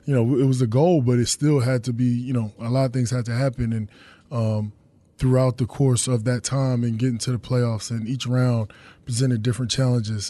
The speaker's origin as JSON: {"language": "English", "region": "North Carolina", "country": "United States", "said": "I'm from North Carolina"}